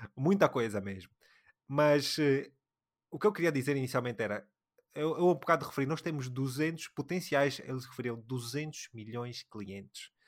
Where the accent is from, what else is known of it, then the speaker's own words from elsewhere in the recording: Angola; nós somos angolanos, falamos um bocadinho de Angola